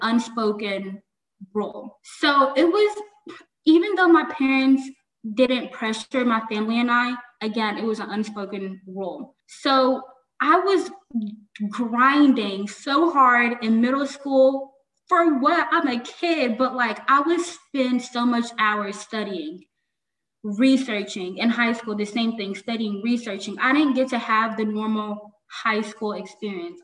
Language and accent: English; United States; I was raised in America, I was raised with American culture